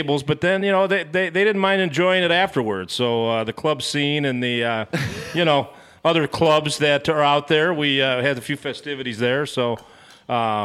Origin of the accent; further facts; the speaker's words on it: Chicago, Illinois, United States; now in Mississippi, United States; I'm from Chicago, Illinois. So suburb of Chicago. And now I'm down in Mississippi